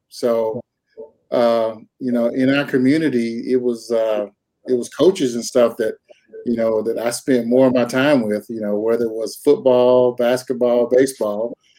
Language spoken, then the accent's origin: English; North Carolina, United States; moved away as an adult; now in Twin Falls, Idaho, United States; Grew up in North Carolina uh, most of my life